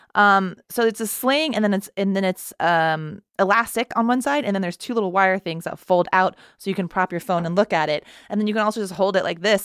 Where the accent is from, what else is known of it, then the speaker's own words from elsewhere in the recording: Texas, United States; moved away; I grew up in Texas, or I'm from Texas